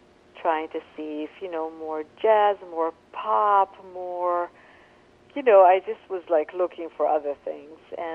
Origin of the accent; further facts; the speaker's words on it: Israel; I grew up in Israel, which is the Middle East